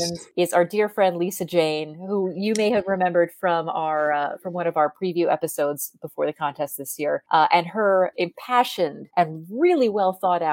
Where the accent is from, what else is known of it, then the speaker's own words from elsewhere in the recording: Ledbury, West Midlands, United Kingdom; nominating my closest city, where I work, in fact, to where I live, which is Hereford, just 12 miles from my hometown of Ledbury.